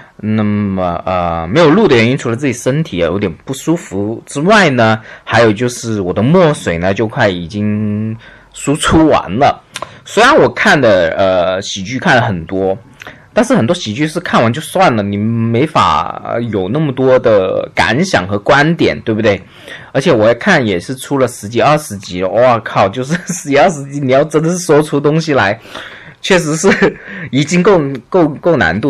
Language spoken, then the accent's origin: Chinese; China; 我们中国人是不会的嘛，我们中国人就很随便